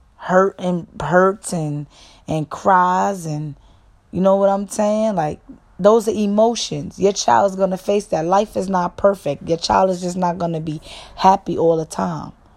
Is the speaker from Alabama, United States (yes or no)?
no; New York, United States; I'm from New York